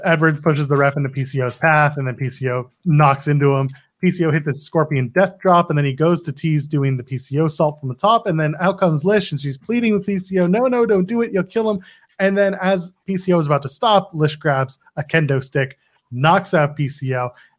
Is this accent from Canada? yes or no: yes; Canada; I'm but a Canadian.